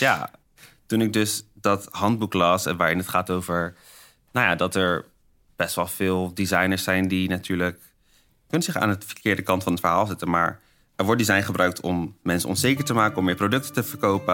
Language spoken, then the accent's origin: Dutch; Netherlands; ik ben opgegroeid in Nederland